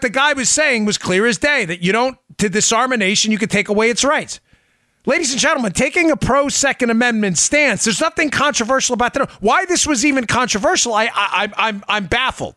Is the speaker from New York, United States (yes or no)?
yes; New York, United States; I grew up in New York